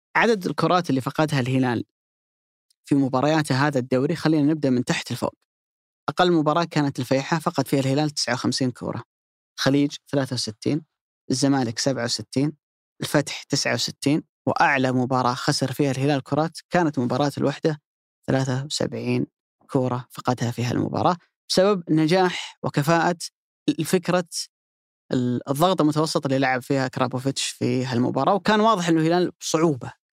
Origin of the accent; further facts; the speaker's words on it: Saudi Arabia; عندنا في السعوديه